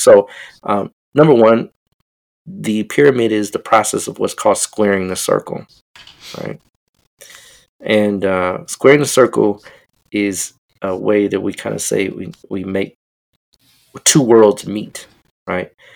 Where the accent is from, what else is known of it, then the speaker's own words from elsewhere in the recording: Denver, Colorado, United States; I'm from Denver